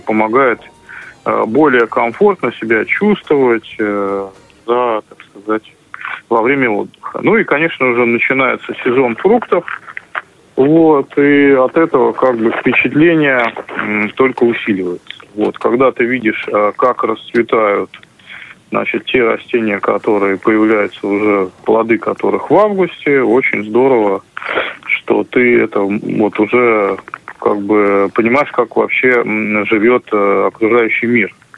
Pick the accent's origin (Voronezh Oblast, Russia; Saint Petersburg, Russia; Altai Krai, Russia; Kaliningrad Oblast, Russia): Saint Petersburg, Russia; St Petersburg